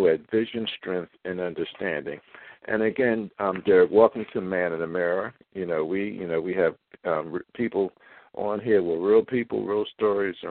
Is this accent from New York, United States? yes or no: no; Philadelphia, Pennsylvania, United States; I'm from Philadelphia